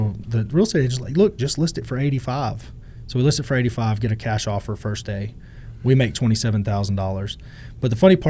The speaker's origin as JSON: {"language": "English", "town": "Groesbeck", "region": "Texas", "country": "United States", "tie": "born or raised there", "said": "I'm by Waco. I'm from Groesbeck, Texas. {S0} Okay. {S1} Town with 4,000 people. You know, I grew up in rough conditions."}